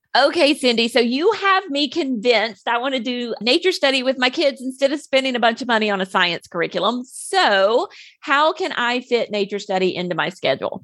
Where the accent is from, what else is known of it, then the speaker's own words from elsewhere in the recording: the South, United States; growing up in the South with all the humidity and the snakes and the heat